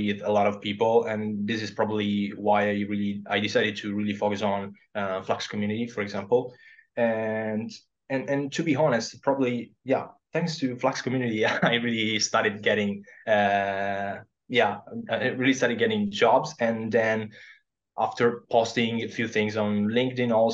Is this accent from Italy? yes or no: yes; Southern Italy, Italy; English is a second language; moved away as an adult; also born or lived in Verona, Italy; now in Japan; I decided to go back to my home country, which is in the south of Italy